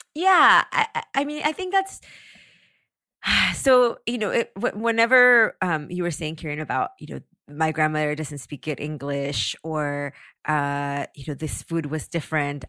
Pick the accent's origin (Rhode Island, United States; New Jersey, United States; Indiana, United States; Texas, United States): Texas, United States; San Antonio; also born or lived in Mexico; now in Los Angeles, United States; I grew up in San Antonio